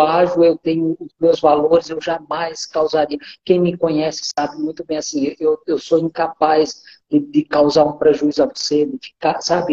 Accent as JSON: {"language": "Portuguese", "region": "sertão of Paraíba", "country": "Brazil", "tie": "born or raised there", "moved": "as an adult", "lives_now": "Rondônia, Brazil", "said": "eu sou um paraibano, sou lá do sertão da Paraíba e que em 86 veio para Rondônia"}